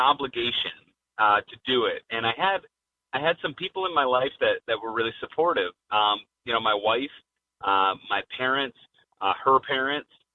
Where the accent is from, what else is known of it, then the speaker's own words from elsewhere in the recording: Allentown, Pennsylvania, United States; I grew up in Allentown, Pennsylvania